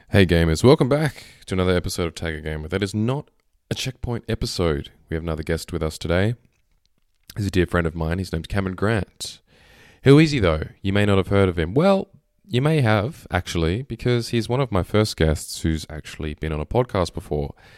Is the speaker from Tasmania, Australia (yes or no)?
yes; Hobart, Tasmania, Australia; moved away as an adult; now in Melbourne, Australia; I'm from Hobart